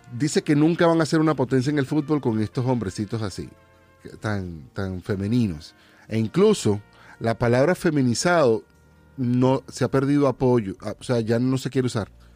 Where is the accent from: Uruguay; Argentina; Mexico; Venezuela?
Venezuela; moved away; hasta que me fui del país